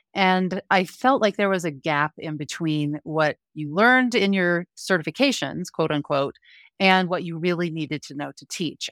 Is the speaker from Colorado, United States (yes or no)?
yes; Denver, Colorado, United States; also born or lived in Park City, Utah / Grand Junction, Colorado; now in Frisco, United States; I grew up in the Denver metro area